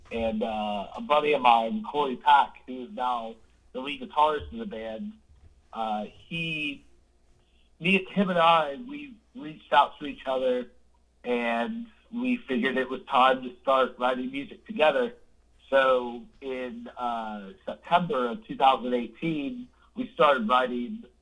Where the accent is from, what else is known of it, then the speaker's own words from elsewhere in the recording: Jacksonville, Florida, United States; Well, I'm originally from Florida, uh, Jacksonville